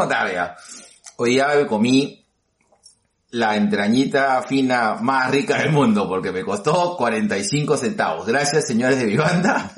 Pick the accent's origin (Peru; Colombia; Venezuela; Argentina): Peru; Yo soy eh, probablemente un peruano atípico